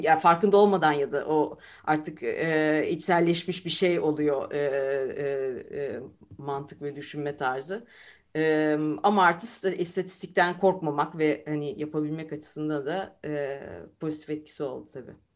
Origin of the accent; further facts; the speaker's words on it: Istanbul, Turkey; moved away as an adult; also born or lived in Izmir / Germany; now in Leiden, Netherlands; E, İzmir doğumluyum. E, İstanbul'da e, yalnız çocukluğumdan beri İstanbul'da e, büyüdüm